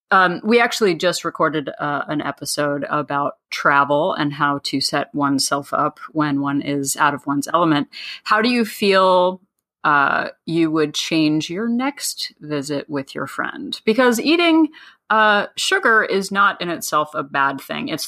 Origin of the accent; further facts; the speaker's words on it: New Jersey, United States; We're, we're from New Jersey.